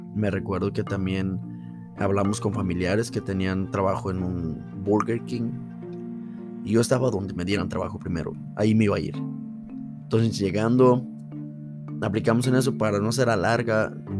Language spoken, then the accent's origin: Spanish; State of Mexico, Mexico; moved away as an adult; now in United States; nací en el Estado de México y tengo cerca una ciudad que se llama la ciudad de Toluca